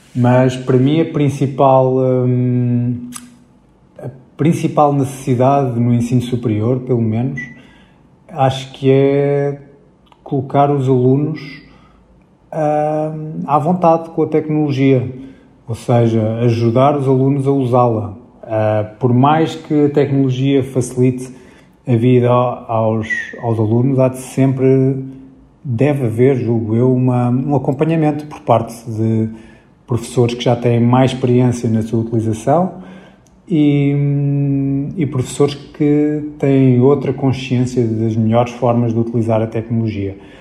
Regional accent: Lisbon, Portugal; moved away; durante muitos anos vivia em Lisboa, na, na, verdade nasci em Lisboa, mas estive fora e depois voltei a, a, à cidade.

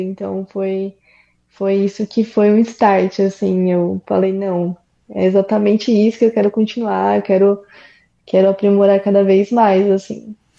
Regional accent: São Paulo, Brazil; eu sou de São Paulo

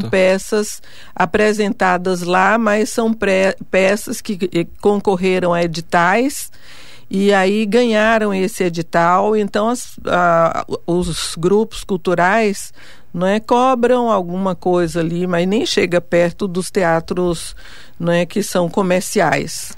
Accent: Vitória da Conquista, Bahia, Brazil; moved away as an adult; now in São Paulo, Brazil; na minha cidade natal, Vitória da Conquista

